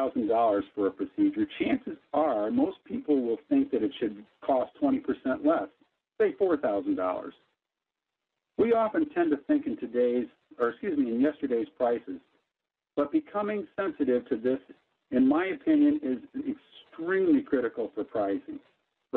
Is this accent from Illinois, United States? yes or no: yes; Chicago, Illinois, United States; as a young man growing up in Chicago